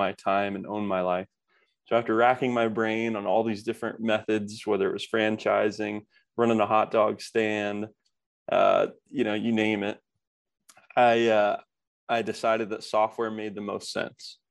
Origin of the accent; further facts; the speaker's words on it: Kokomo, Indiana, United States; I grew up in the Midwest, more of a blue collar town. It's called Kokomo, Indiana